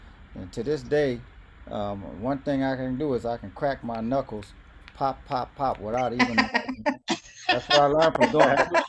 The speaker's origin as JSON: {"language": "English", "town": "Little Rock", "region": "Arkansas", "country": "United States", "tie": "born or raised there", "said": "I was born in Little Rock."}